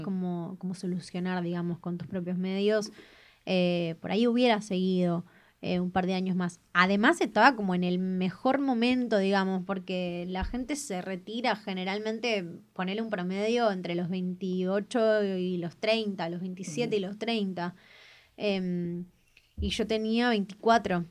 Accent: Argentina; ser argentino para mí es algo único

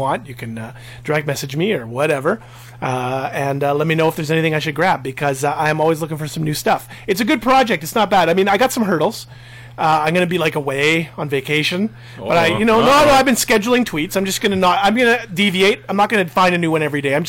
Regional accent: Winnipeg, Manitoba, Canada; we're from St. Vitale.

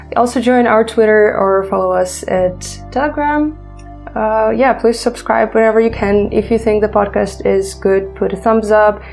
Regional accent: Ukraine; English is a second language; we're from Ukraine

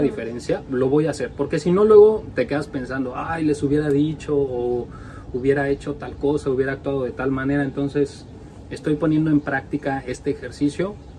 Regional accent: Mexico; now in Norway; somos dos mexicanos que vivimos en Noruega

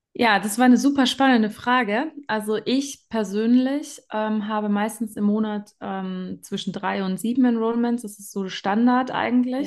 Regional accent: Germany; now in Graubünden, Switzerland; Ich komme ursprünglich aus Deutschland

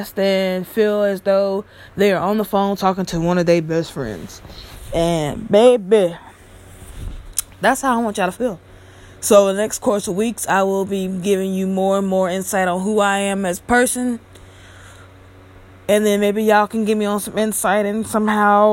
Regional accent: Bucks, Mississippi, United States; now in California, United States; my hometown of Bucks, Mississippi

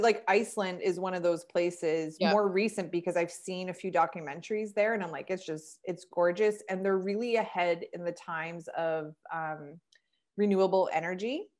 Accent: Canada; I'm a Canadian girl

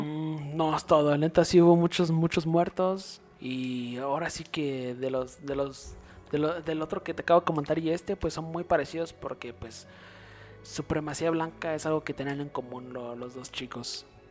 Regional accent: Mexico; nosotros somos de México

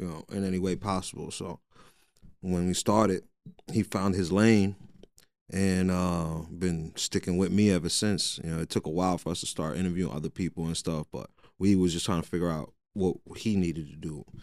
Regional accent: Jersey City, New Jersey, United States; I'm born and raised in Jersey City

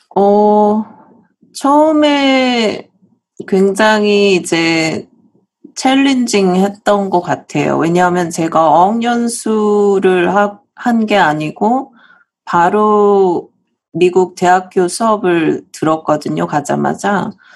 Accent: South Korea; moved away as an adult; now in United States; 제가 사실은 한국에서 태어나서 어, 한국에서 계속 자랐고요.

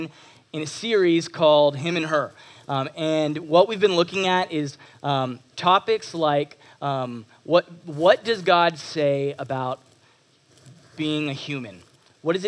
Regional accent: Texas, United States; moved away as an adult; also born or lived in Toronto, Canada; now in Canada; I am originally from Toronto, just outside of Toronto, and moved down to Texas when I was 7 years old

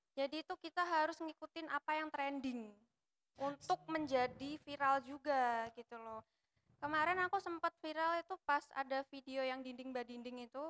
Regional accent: Java, Indonesia; Aku wong Jawa

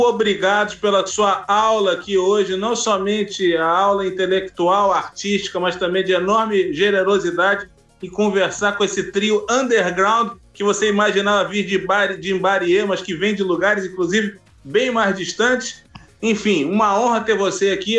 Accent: Rio de Janeiro, Brazil; Quando eu era criança em Copacabana

